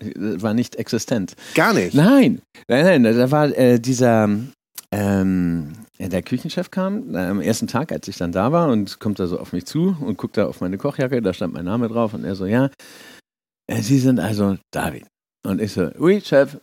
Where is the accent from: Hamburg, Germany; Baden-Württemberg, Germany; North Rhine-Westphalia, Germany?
Hamburg, Germany; moved away as an adult; also born or lived in Schleswig-Holstein; now in France; ich komme aus Hamburg